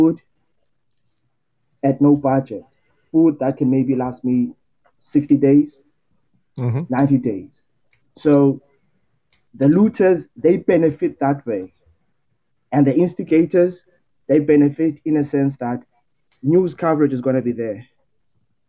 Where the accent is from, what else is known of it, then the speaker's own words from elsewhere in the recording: Cape Town, Western Cape, South Africa; I'm from Cape Town, South Africa, close to Googs